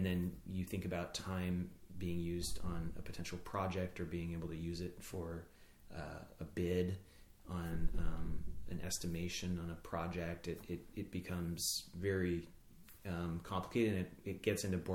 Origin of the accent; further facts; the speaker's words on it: Boise, Idaho, United States; moved away as an adult; also born or lived in Maine; I grew up in Boise, Idaho